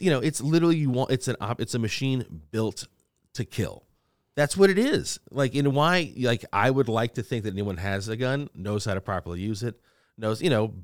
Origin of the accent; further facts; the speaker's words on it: Louisiana, United States; I'm from Louisiana, from the South